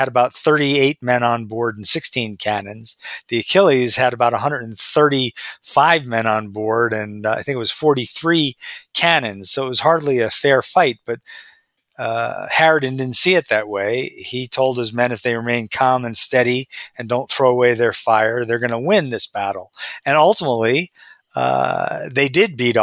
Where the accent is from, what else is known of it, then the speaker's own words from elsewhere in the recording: Marblehead, Massachusetts, United States; right next to where I am right now, Marblehead, my hometown of Marblehead, Massachusetts.